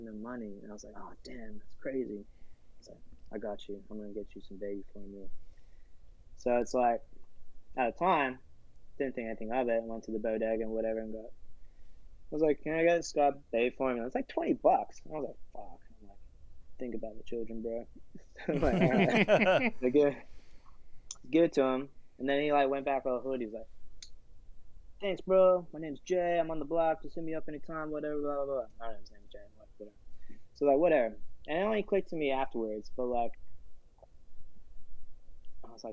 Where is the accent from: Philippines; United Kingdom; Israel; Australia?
Australia; moved away as an adult; now in New York, United States; growing up in Australia